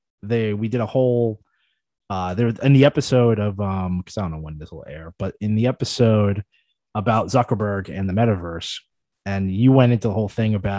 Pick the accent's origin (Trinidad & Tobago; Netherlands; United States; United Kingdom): United States; we're still American.